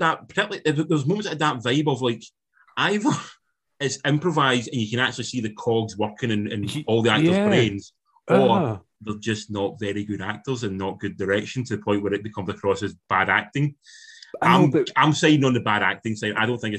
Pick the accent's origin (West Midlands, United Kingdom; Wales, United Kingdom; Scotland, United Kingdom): Scotland, United Kingdom; Ayrshire; accent: Ayrshire; my accent, it's not soft by any stretch, but I can keep it sort of to a point that's quite calm and reserved until I get angry. I do the same. It becomes proper, like, fucking Ayrshire.